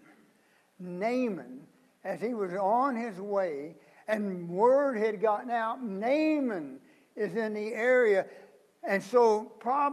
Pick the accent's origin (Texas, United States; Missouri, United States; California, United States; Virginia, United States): Missouri, United States; I grew up just a few miles from the Mississippi, and I can guarantee you, if there is a muddier, dirtier river than the Mississippi, I'm from Missouri